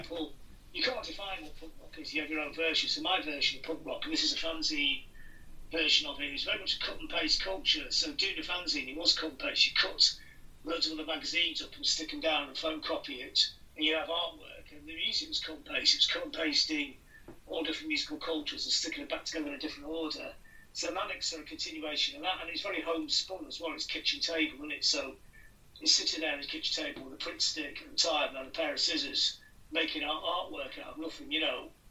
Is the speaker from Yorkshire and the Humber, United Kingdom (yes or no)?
no; Blackpool, North West England, United Kingdom; I grew up in Blackpool